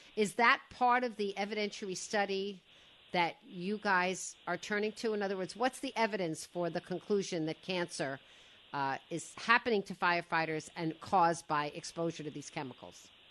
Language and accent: English; Woodmere, New York, United States; I grew up in Woodmere on the other on the other shore